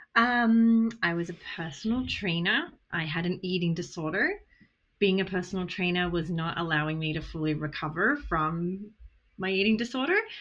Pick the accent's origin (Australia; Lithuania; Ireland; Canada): Australia; accent: Australian; moved away; I came from Australia. My accent is Australian.